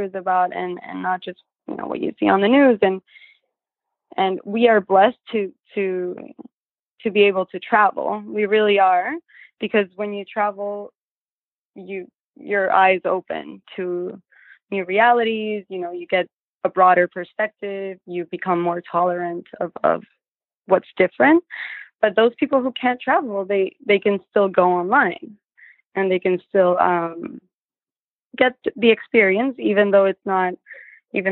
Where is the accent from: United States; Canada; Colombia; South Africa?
Colombia; moved away; we grew up in Colombia in the 90s